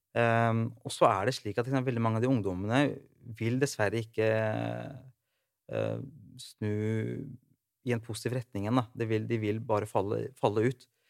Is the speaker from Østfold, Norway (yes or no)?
yes; Rygge, Østfold, Norway; moved away; Opprinnelig fra Rygge